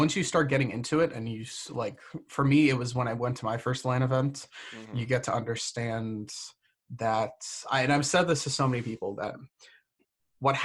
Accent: Florida, United States; moved away as an adult; also born or lived in Massachusetts; I'm from Florida, but I just recently got done spending 4 years in Massachusetts

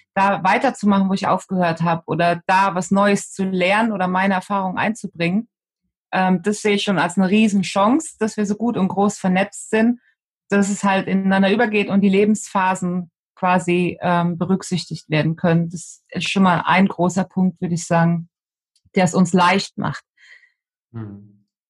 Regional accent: Betzdorf, Rhineland-Palatinate, Germany; Also bei uns im Dorf, in Betzdorf, im Siegerland, wo ich herkomme, da ähm, hat der CV die Jugendarbeit gemacht für die Kirche und ich bin sozusagen von klein auf

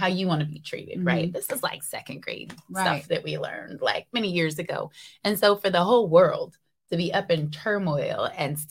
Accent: Seattle, Washington, United States; I was born and raised in Seattle

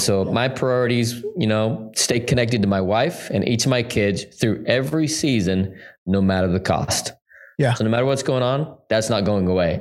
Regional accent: Salt Lake City, Utah, United States; I was born and raised in Salt Lake City, Utah

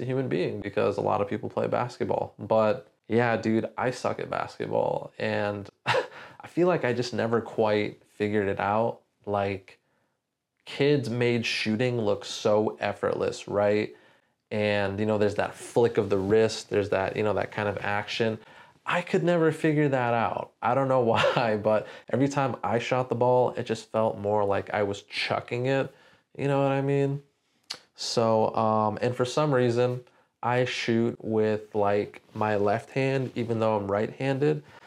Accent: San Diego, California, United States; also born or lived in Orange County, California; growing up in San Diego

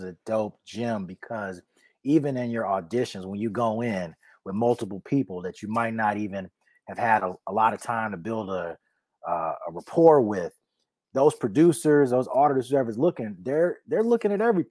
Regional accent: Chicago, Illinois, United States; I'm from Chicago.

